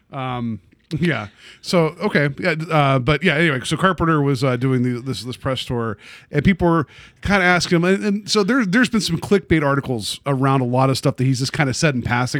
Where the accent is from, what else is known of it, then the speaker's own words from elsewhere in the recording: West Virginia, United States; I grew up in West Virginia